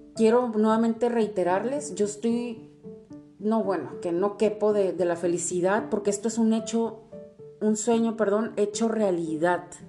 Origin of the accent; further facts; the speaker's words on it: Tijuana, Baja California, Mexico; also born or lived in Mexico City; nací en la Ciudad de México, pero toda la vida he vivido aquí en, Tijuana